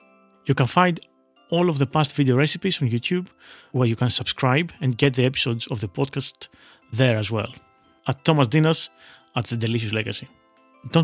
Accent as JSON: {"language": "English", "town": "Veria", "region": "Central Macedonia", "country": "Greece", "tie": "born or raised there", "said": "In my hometown of Veria, when we were growing up, most people, most of my family and relatives, will remember what our most common and popular dish was for our Christmas table."}